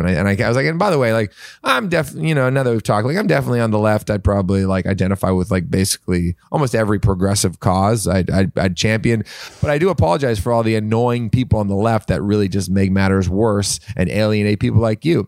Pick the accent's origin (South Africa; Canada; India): Canada; now in United States; I'm Canadian